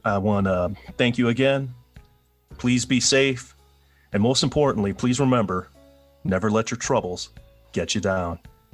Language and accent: English; Milwaukee, Wisconsin, United States; I'm from Milwaukee